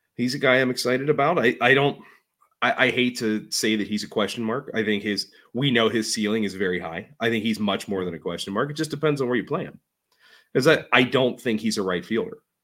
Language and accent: English; Pittsburgh, Pennsylvania, United States; I was born above a steel mill